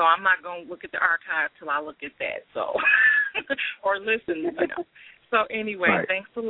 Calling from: Wisconsin, United States; I'm calling from Wisconsin.

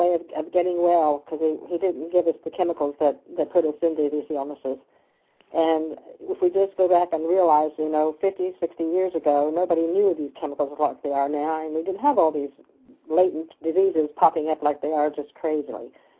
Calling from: Lexington, Kentucky, United States; from Kentucky in Lexington.

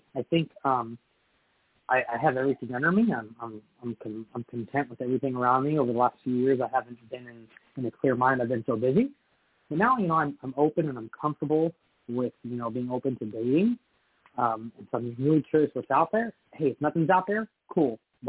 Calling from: California, United States; I'm calling from California.

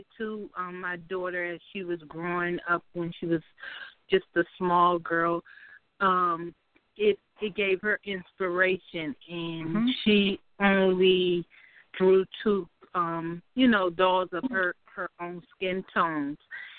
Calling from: Capitol Heights, Maryland, United States; I'm calling from Capitol Heights, Maryland.

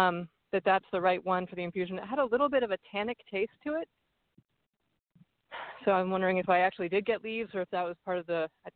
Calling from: California, United States; I'm calling from the Redwood Forest.

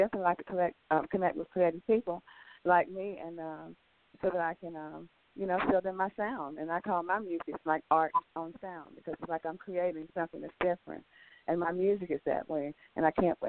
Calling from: Los Angeles, California, United States; I'm calling you from Los Angeles today.

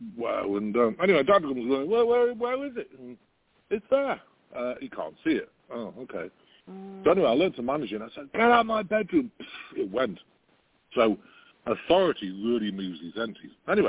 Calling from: Branson, Missouri, United States; It's called Missouri, and it's near, it's around Branson, Missouri.

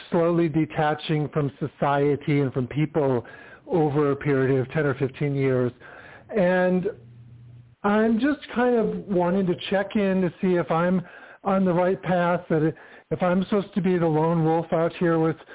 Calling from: California, United States; Hi, this is …. I'm in California.

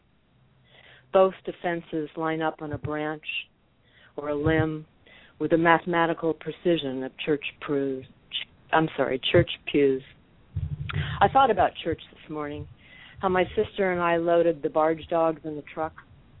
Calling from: Huntington Beach, California, United States; Oh, I'm sorry. It's confusing. Huntington Beach.

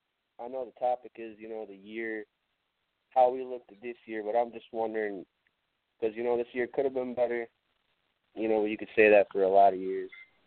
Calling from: Michigan, United States; I'm calling from Michigan.

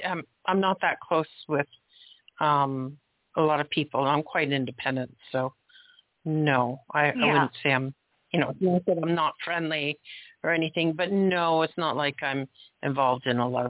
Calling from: Toronto, Ontario, Canada; I'm calling from Toronto.

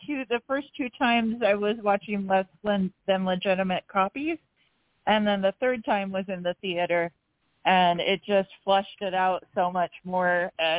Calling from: Portland, Oregon, United States; Howdy, I'm calling from Portland today.

